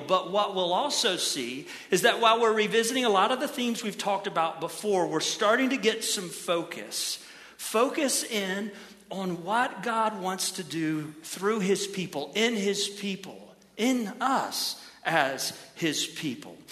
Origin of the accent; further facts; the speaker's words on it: Ohio, United States; I grew up in Ohio